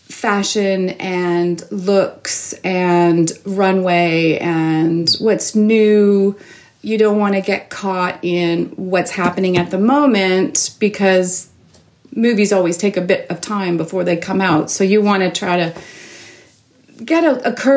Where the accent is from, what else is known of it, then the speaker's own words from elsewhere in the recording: Toronto, Ontario, Canada; I grew up in Toronto, born and raised